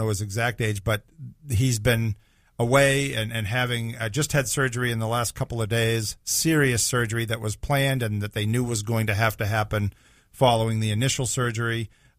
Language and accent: English; Boston, Massachusetts, United States; We're both New Englanders. I'm from the Boston area. Bob is from Connecticut